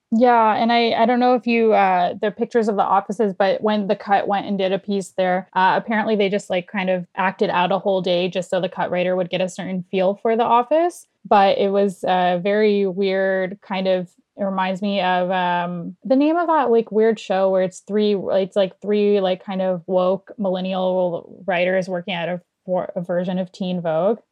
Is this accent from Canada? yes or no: yes; Toronto, Ontario, Canada; I'm not from New York, but I'm from Toronto